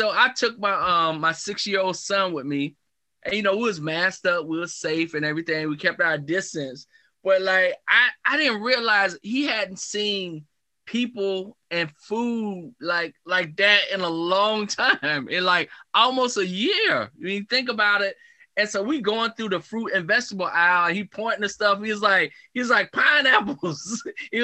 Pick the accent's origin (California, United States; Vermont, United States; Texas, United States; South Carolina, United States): South Carolina, United States; Marlboro County; I grew up in a county, in Marlboro County, South Carolina. And there's this small town called Blenheim.